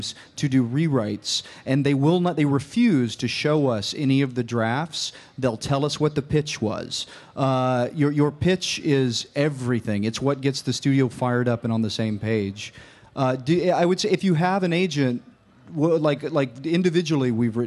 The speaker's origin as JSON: {"language": "English", "town": "Farragut", "region": "Tennessee", "country": "United States", "moved": "yes", "said": "I'm from Farragut."}